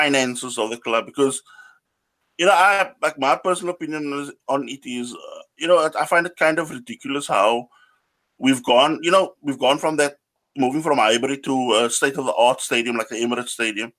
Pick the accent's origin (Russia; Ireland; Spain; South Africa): South Africa; Cape Town, Western Cape; moved away as an adult; now in Germany; I'm from Cape Town, moved to Germany so about 15 or 16 years ago.